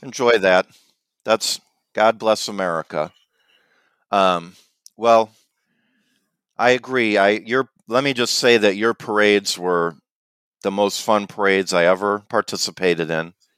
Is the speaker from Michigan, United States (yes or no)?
no; Illinois, United States; I'm from Illinois